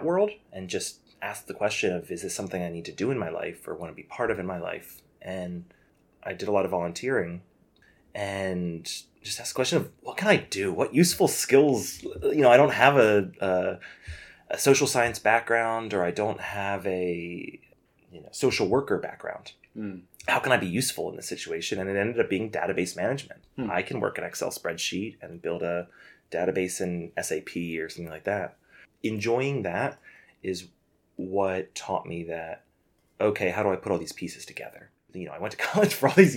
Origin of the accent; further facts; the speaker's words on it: United States; as an American